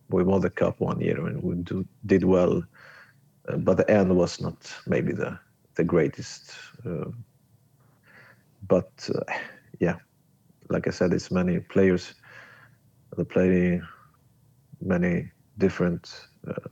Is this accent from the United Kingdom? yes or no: no; Stockholm, Stockholm County, Sweden; English is a second language; But I was not from Skåne. Mm. You were from Stockholm. Stockholm and, yeah.